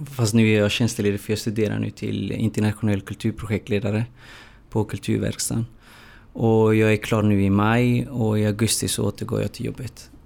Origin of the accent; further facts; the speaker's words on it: Gothenburg, Västra Götaland, Sweden; jag är uppvuxen i, i Hammarkullen